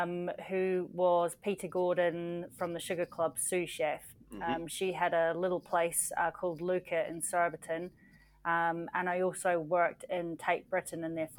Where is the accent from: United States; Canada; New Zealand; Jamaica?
New Zealand; accent: Australian; moved away as an adult; now in Scotland, United Kingdom; I'm originally a Kiwi, but I've been living in Scotland for about 20 years now. So I actually sound quite Australian